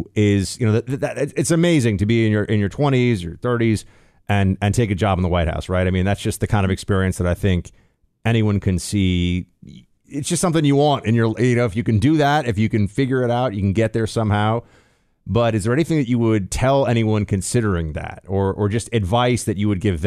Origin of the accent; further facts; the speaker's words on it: New York City, New York, United States; I'm a New Yorker, born and raised.